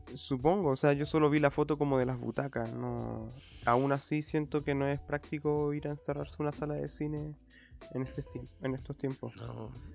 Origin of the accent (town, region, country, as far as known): Chile